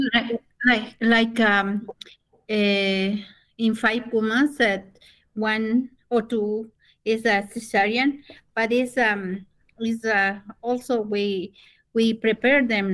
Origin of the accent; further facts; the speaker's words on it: Otavalo, South America, Imbabura, Ecuador; English is a second language; now in United States; I'm a native from South America. I'm a Quichua Otavalo